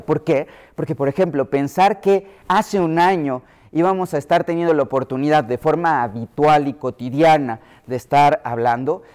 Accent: Mexico City, Mexico; yo que soy de la Ciudad de México

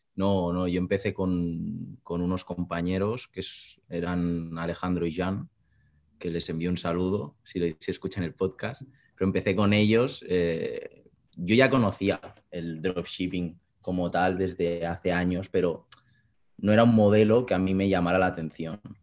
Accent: Granollers, Catalonia, Spain; soy de Barcelona, un pueblecito muy cercano que se llama Granollers

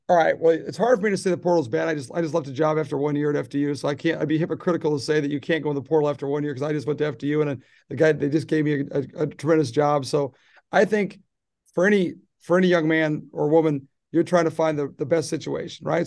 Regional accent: Midwest, United States; moved away; I grew up in the Midwest

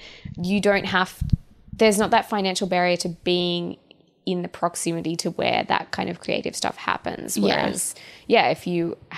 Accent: Canberra, Australian Capital Territory, Australia; now in Sydney, Australia; Just because I'm from Canberra doesn't mean I'm destitute.

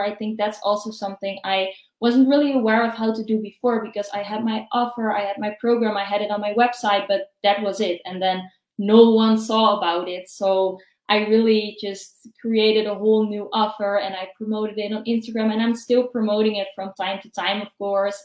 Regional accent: Netherlands; I'm from the Netherlands

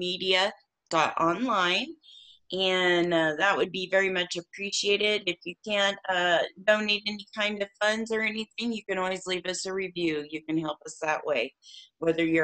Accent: Warsaw, Indiana, United States; in my hometown, Warsaw, Indiana

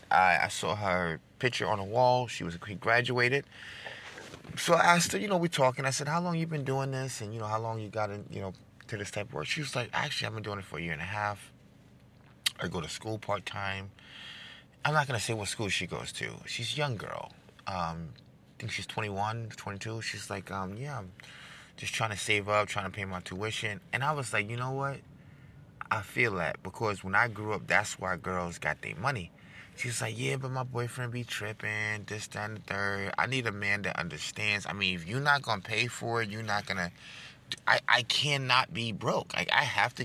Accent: New York, United States; I'm from New York

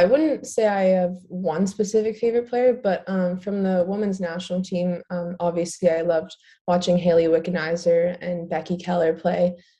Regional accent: Burlington, Ontario, Canada; moved away; we're both from Burlington, Ontario, which is pretty cool.

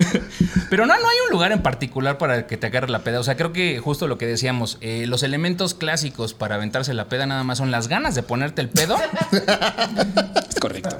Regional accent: Mexico; como mexicanos

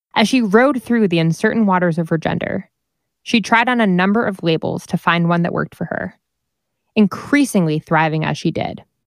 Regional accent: New Jersey, United States; My home state

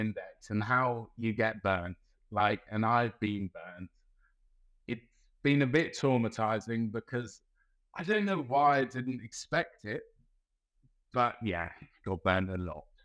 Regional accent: London, United Kingdom; moved away as an adult; also born or lived in Melbourne, Australia; now in Geelong, Australia; originally I'm from Southeast London, uh, Brixton.

